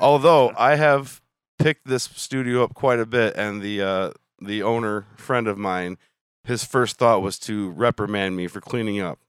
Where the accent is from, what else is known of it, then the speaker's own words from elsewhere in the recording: Illinois, United States; we're from Illinois